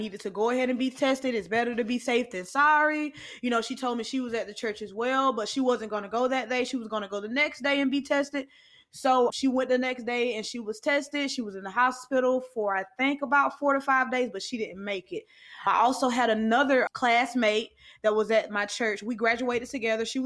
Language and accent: English; Albany, Georgia, United States; my hometown, Albany, Georgia